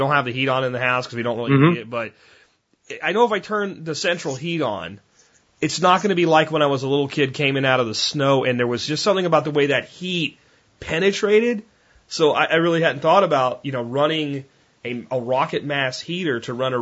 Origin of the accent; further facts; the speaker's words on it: Northeast, United States; I grew up in the Northeast in a house that was 150 years old.